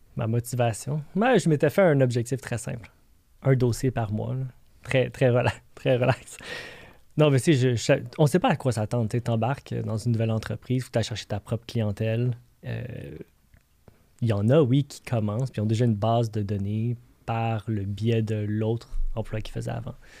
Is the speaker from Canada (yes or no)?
yes; Montreal, Quebec, Canada; Je viens de Montréal